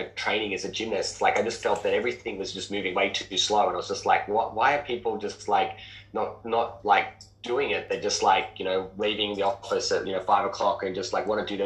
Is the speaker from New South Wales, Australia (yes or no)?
yes; Sydney, New South Wales, Australia; I grew up in Western Sydney, a working class family